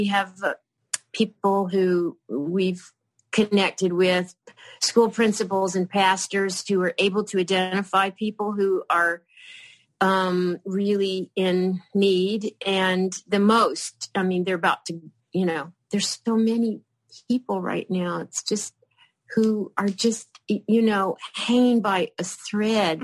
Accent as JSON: {"language": "English", "region": "Kentucky", "country": "United States", "tie": "born or raised there", "moved": "yes", "said": "the little town that I grew up in Kentucky"}